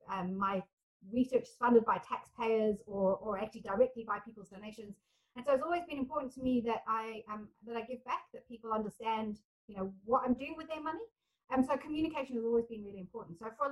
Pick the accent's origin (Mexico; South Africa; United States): South Africa; also born or lived in England / Scotland; now in New Zealand; I was very much felt like I had an English identity, although I was growing up as a South African kid. And then when we moved back to England, I was very clearly not English. And then I moved to Scotland.